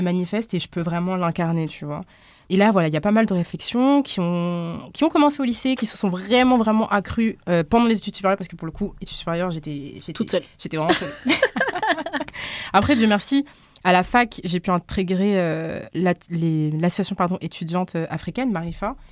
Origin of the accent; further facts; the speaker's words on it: France; je suis française, je suis née ici, j'ai grandi ici